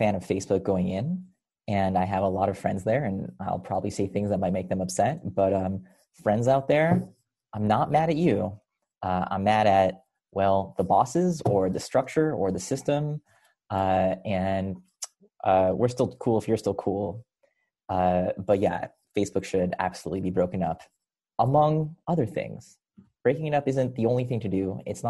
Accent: Rochester, New York, United States; also born or lived in Israel; moved to Rochester, New York, where I grew up

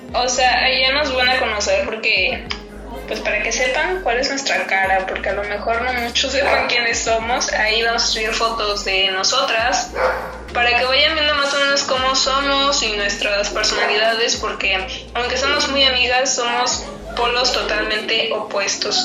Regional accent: Cancún, Quintana Roo, Mexico; soy de Cancún

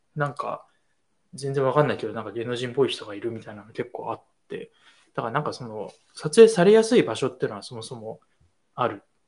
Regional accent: Tokyo, Japan; 物心ついた以降は、一応東京に、えっと、ずっといた

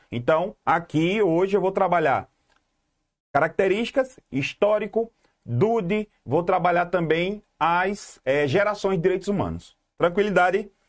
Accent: Garanhuns, Pernambuco, Brazil; Eu sou, eu sou do Magano

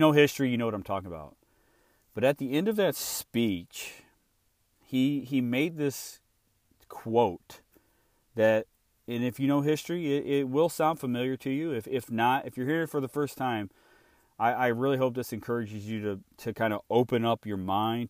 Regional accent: Illinois, United States; I was born and raised in Illinois

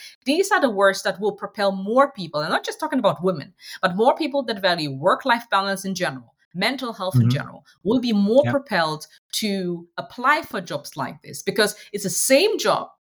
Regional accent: Hanover, Lower Saxony, Germany; I'm a Ghanaian by heritage. I was born and raised in Hanover, Germany

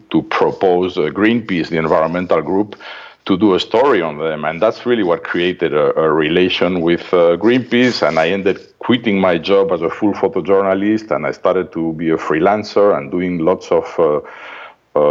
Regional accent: Madrid, Community of Madrid, Spain; moved away; This funny accent is from Madrid, Spain, where I'm from.

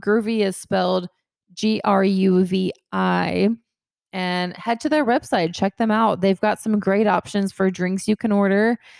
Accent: Kennesaw, Georgia, United States; I'm from Kennesaw, Georgia.

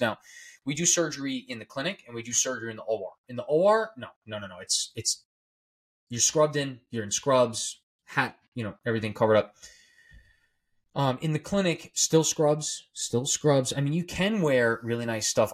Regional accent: Smithtown, New York, United States; I went to St. Anthony's High School on Long Island, New York. Um, that's in Huntington and I'm from Smithtown on Long Island

